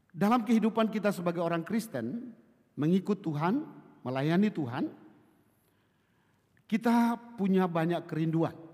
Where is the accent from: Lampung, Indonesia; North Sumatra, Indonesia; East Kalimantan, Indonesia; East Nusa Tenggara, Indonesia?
East Nusa Tenggara, Indonesia; Kupang; now in Bekasi, Indonesia; saya berasal dari Kupang, tapi saat ini saya melayani di di Bekasi, di Cibubur.